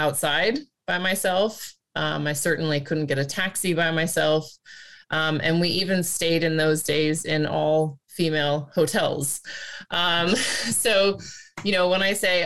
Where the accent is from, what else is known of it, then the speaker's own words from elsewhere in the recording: United States; moved away as an adult; also born or lived in Australia / Asia and the Pacific / Middle East; now in Netherlands; as an American